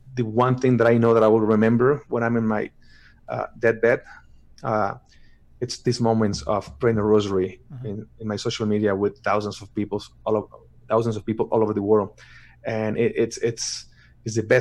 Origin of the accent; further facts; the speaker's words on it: Mexico; English is a second language; moved away as an adult; also born or lived in Miami / Los Angeles; now in United States; I'm from Mexico